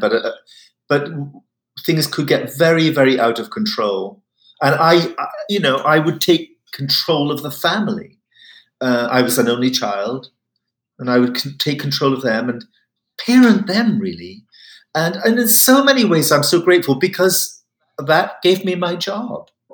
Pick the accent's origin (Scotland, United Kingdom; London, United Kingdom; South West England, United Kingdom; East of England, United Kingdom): Scotland, United Kingdom; Highlands of; I come from the Highlands of Scotland, it can be very cold